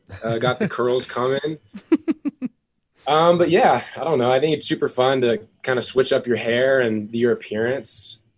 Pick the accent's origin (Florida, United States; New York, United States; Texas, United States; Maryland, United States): Texas, United States; now in Utah, United States; I think it just all started with some of the phenomenal coaches and mentors I had in Texas growing up playing the game